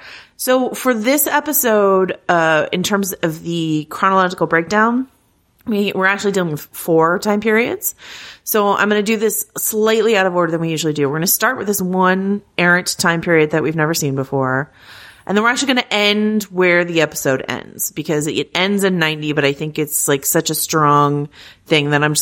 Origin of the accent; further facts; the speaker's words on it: Arkansas, United States; When I was growing up in Arkansas, I never knew a single Ardoin, but down here in Louisiana, they are everywhere.